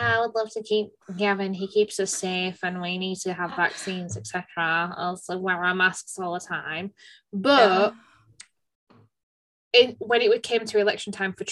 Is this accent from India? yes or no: no; United Kingdom; I'm just a British bird.